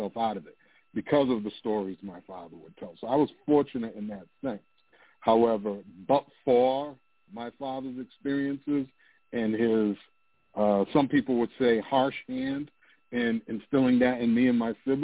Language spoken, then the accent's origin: English; United States; I was born in the United States after he immigrated